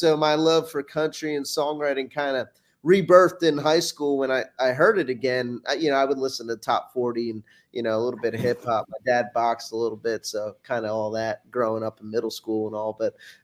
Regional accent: Bucks County, Philadelphia area, Pennsylvania, United States; moved away as an adult; also born or lived in Houston, Texas; now in Nashville, United States; I'm from the Philly area. I grew up in Bucks County

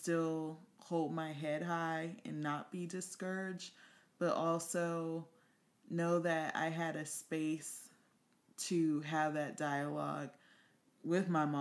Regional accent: Compton, California, United States; moved away; also born or lived in New York; I'm actually from Compton

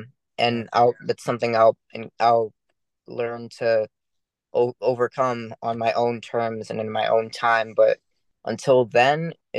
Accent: Maryland, United States; I grew up in Maryland. I didn't have a lot of friends

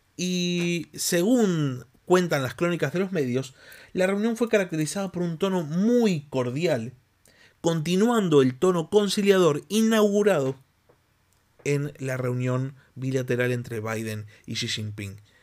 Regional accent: Argentina

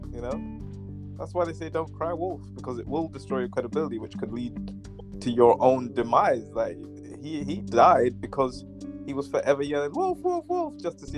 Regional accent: London, United Kingdom; I was born in Northwest London. I'm British

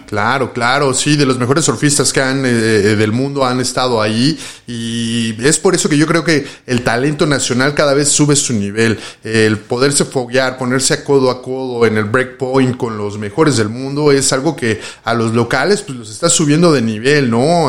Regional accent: Mexico City, Mexico; nosotros los chilangos

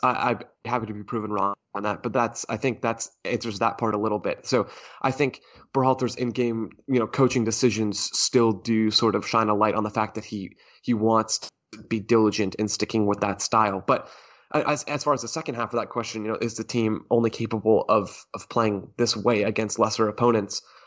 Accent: United States; as an American soccer consumer

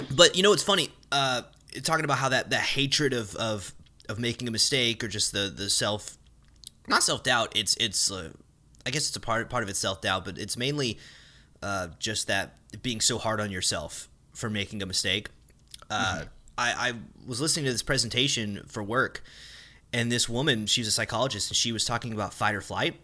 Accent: northwest of Dallas, Texas, United States; moved away; my hometown, you know, northwest of Dallas

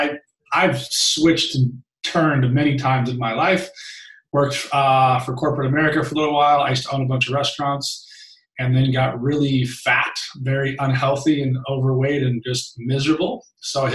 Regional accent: Long Beach, California, United States; I was raised in Long Beach, California by a single mom who worked her face off

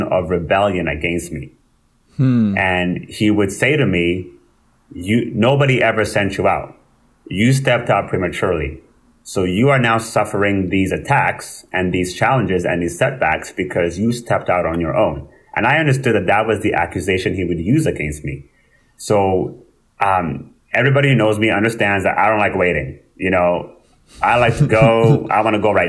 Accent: Winnipeg, Manitoba, Canada; also born or lived in Rwanda / France / England / Calgary; now in Brandon, Canada; I grew up in Winnipeg

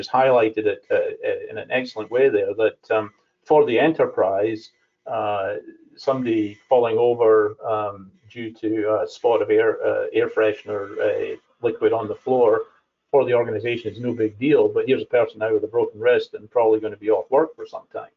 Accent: Scotland, United Kingdom; as a Scottish person

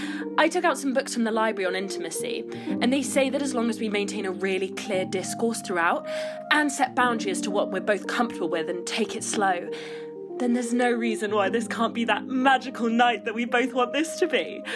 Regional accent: Guernsey; because I'm from Guernsey, a disgusting place that shouldn't be real.

